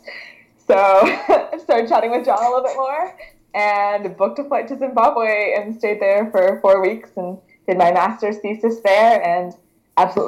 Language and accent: English; Canada; I'm a Canadian powerlifter